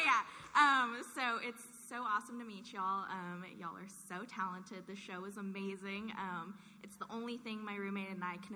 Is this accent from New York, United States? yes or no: no; California, United States; from Orange County.